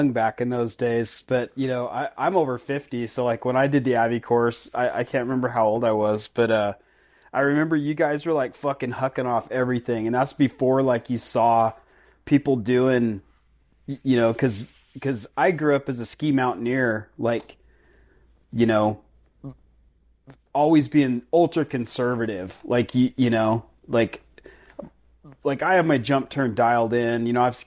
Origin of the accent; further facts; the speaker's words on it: Fairfield, Idaho, United States; I'm from Fairfield, so Sun Valley, the whole Wood River Valley